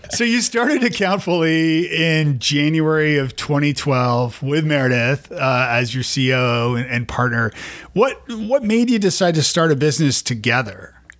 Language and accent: English; Toronto, Ontario, Canada; now in Nashville, United States; I'm from Toronto originally